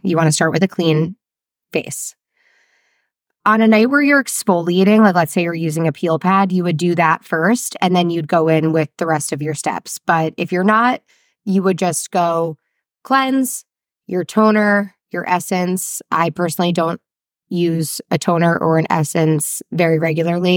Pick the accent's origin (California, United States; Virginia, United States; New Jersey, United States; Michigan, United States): New Jersey, United States; I'm not French. I'm from New Jersey